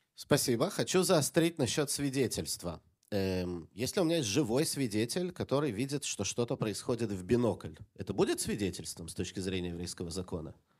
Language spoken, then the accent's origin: Russian; Jerusalem, Jerusalem District, Israel; Когда я рос в Иерусалиме маленьким ребенком